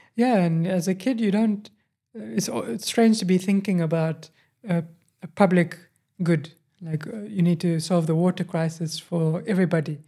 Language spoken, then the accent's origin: English; Johannesburg, Gauteng, South Africa; also born or lived in Cape Town; I moved to Johannesburg, and then I grew up in Johannesburg